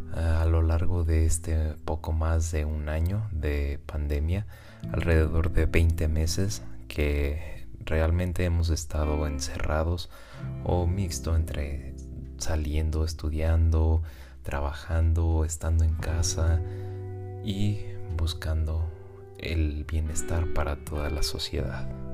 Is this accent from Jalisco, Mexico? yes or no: yes; Guadalajara, Jalisco, Mexico; yo soy residente de Guadalajara, México